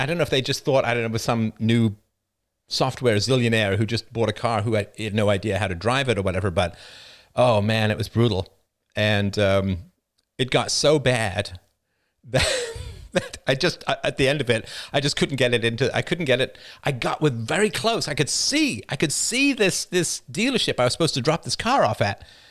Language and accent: English; United Kingdom; as a British person